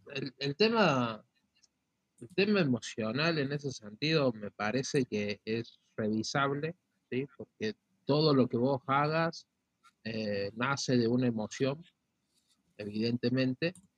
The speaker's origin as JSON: {"language": "Spanish", "country": "Argentina", "said": "como argentino"}